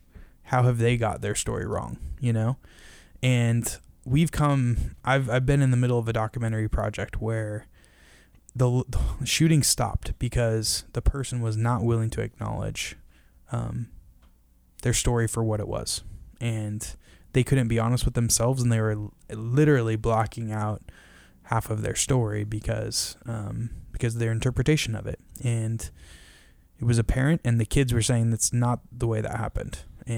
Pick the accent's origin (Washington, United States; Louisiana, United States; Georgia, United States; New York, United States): Washington, United States; Shoreline; I grew up in Shoreline, Washington, and was a terrible student.